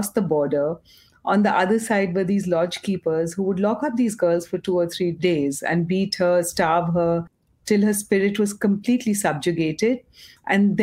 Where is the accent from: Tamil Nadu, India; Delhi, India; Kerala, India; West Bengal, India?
West Bengal, India; Kolkata; also born or lived in Mumbai; I grew up in Calcutta